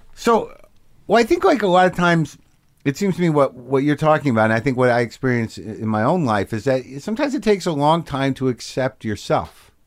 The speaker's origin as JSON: {"language": "English", "town": "Albuquerque", "region": "New Mexico", "country": "United States", "tie": "born or raised there", "said": "Albuquerque, New Mexico."}